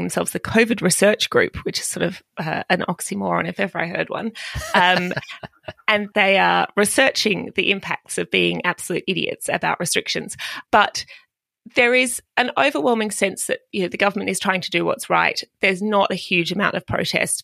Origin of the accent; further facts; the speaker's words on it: Australia; moved away as an adult; now in London, United Kingdom; coming to the UK as an Australian